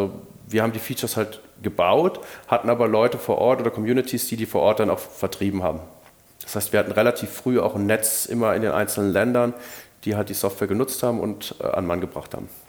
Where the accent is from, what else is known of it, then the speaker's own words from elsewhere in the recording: Rhineland, Germany; aber ich will im Rheinland bleiben, ich bin halt Rheinländer